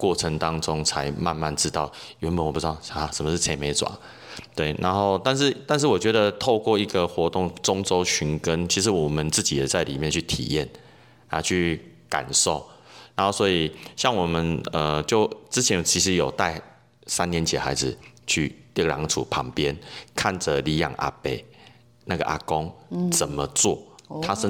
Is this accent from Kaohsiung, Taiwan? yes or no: yes; Kaohsiung, Taiwan; moved away as an adult; now in Tainan, Taiwan; 其实我是高雄人，